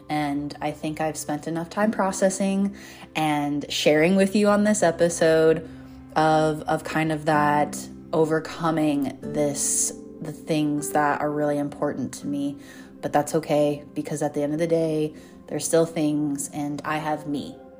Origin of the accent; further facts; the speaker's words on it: Golden, Colorado, United States; moved away; my old self in my hometown